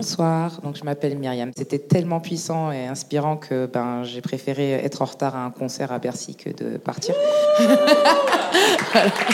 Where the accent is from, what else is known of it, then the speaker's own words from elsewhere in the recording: Niger; now in France; je suis née au Niger. J'étais naturalisée française en 2014